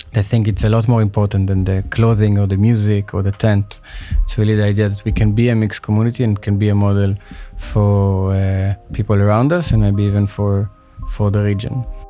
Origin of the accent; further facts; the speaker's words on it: Israel; I grew up in Israel, but of course with origins in Libya